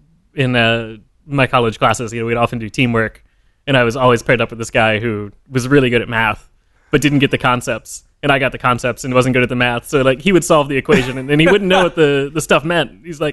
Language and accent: English; Spring, Texas, United States; moved away as an adult; also born or lived in San Francisco / Portland, Oregon; whole life. I lived in two different places in Spring all the way through high school.